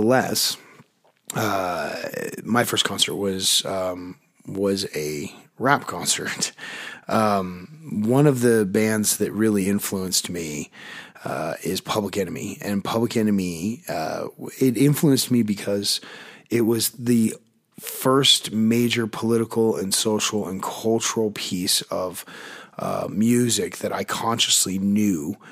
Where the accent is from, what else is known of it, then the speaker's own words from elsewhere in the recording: Park City, Utah, United States; I grew up in Park City, Utah, which is a ski resort town, but it's also a small town.